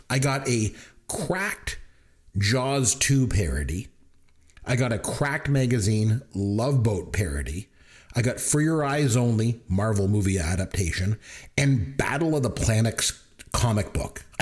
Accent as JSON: {"language": "English", "country": "Canada", "said": "Just again, no, we're from"}